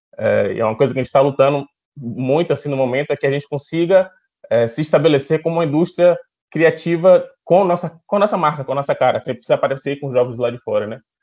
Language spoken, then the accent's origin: Portuguese; Salvador, Bahia, Brazil; sou daqui de Salvador